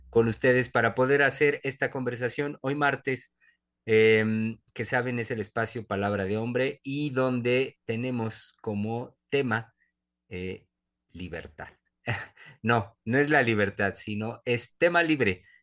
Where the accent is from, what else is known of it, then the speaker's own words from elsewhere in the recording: Mexico; como psicoanalistas mexicanos